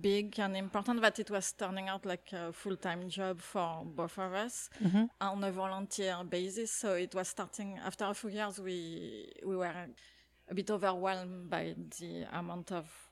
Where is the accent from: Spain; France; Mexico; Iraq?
France; moved away as an adult; now in Canada; I grew up in France and we moved to Canada when I was in my early 30s